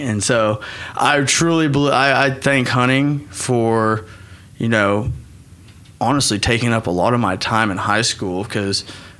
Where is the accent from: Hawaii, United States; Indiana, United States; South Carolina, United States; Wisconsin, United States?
Hawaii, United States; I mean, you know, I'm a Hawaiian. I have the Hawaiian blood. I need the sun on me.